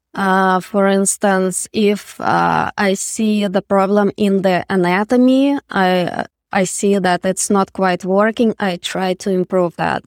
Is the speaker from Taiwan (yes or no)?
no; Russia; moved away; I'm from Russia, so we didn't have, uh, art education in public school